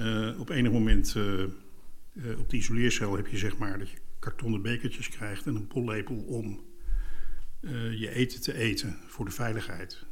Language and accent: Dutch; Leidsendam, South Holland, Netherlands; Bij ons thuis kropen de mensen van Schakenbos, psychiatrische inrichting in uh, Leidsendam